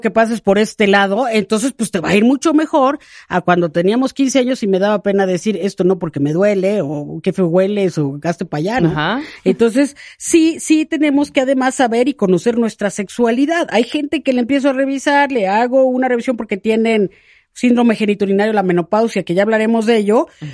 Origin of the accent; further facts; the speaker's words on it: Mexico; cómo somos las mexicanas